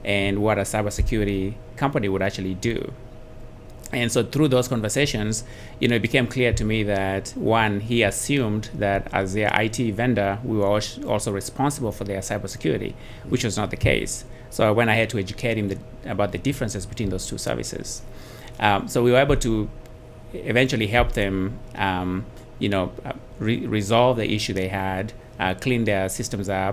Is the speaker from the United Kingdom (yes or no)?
no; Kenya; moved away as an adult; also born or lived in Dallas-Fort Worth, United States; now in Dallas, United States; I'm originally from Kenya. I came here in 1998.